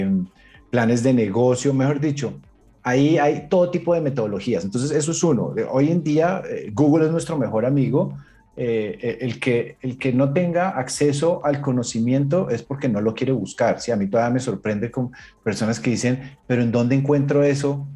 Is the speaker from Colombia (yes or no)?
yes; Colombia; moved away as an adult; now in United States; me fui de Colombia, me fui para Estados Unidos